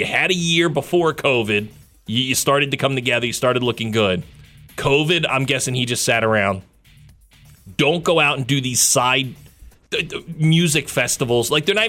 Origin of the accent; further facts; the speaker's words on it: Gloucester Township, New Jersey, United States; This is up in my hometown.